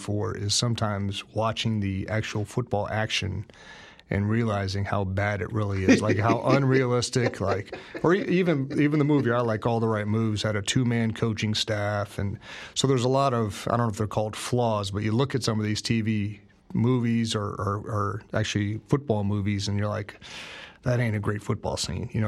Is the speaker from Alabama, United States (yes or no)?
no; Northeast Ohio, United States; I'm from Northeast Ohio. There's never been a movie closer to my high school experience than watching that movie